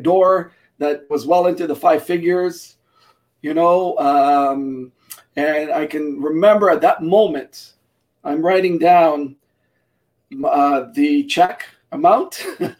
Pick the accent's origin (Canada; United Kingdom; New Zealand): Canada; my parents were immigrants from Portugal before I was born. I was born here in Canada